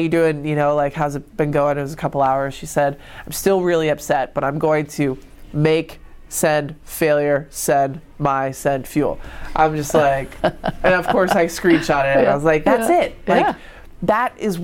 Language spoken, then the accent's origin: English; Rochester, New York, United States; growing up in Rochester